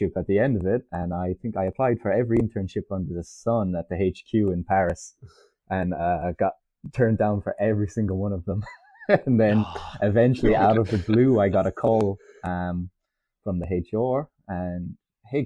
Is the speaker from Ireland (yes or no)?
yes; Ireland; also born or lived in France; I'm Irish